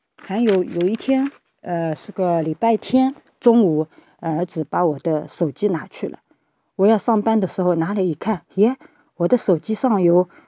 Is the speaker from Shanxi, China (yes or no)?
no; Shaoxing, Zhejiang, China; 我是来自浙江绍兴的